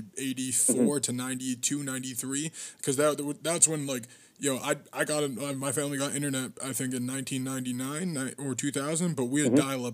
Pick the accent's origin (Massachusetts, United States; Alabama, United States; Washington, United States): Massachusetts, United States; Boston; I'm from Boston